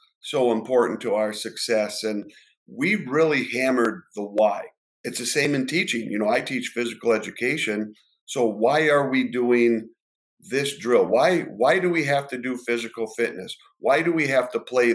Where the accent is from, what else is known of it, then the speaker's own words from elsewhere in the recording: Ishpeming, Michigan, United States; I'm from the Upper Peninsula, Ishpeming